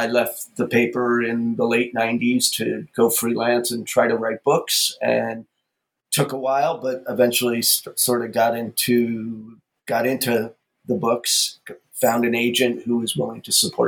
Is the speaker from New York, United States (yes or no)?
yes; New York City, New York, United States; moved away as an adult; now in Los Angeles, United States; I was born and raised in New York City